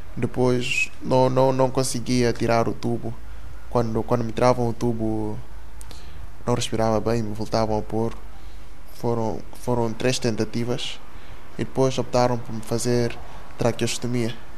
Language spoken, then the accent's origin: Portuguese; Guinea-Bissau; moved away as an adult; now in Portugal; nasci na Guiné-Bissau. Uh, eh, cheguei cá com 18 anos.